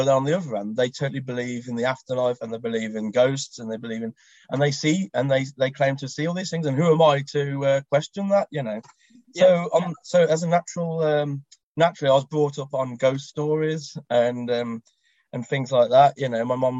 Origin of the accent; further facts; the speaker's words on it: Black Country, West Midlands, United Kingdom; I was born and bred in the Black Country, which is in the West Midlands